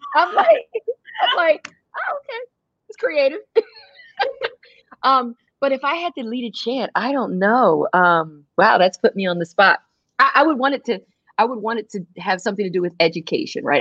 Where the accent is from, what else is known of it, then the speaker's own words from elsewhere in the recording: United States; who always made sure we understood who we were and how we were growing up in America